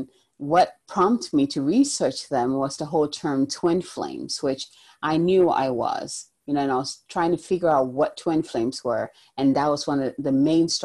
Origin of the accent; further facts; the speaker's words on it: Ghana; moved away; originally I'm from Ghana, in the African culture in general, you hear a lot of goddesses. And I actually grew up learning about like the river goddess